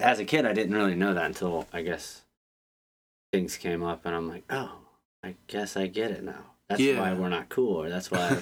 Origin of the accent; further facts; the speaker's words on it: Pine Island, Florida, United States; moved away as an adult; now in Baltimore, United States; Then we went down to South Florida. It was like Fort Myers, Pine Island. And I spent 20 years on an island.